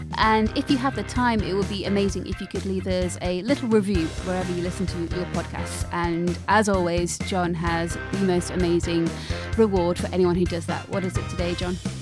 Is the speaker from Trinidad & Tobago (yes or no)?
no; Lincolnshire, East Midlands, United Kingdom; I grew up in Lincolnshire, and as you know, um, that is disconnected from the rest of the world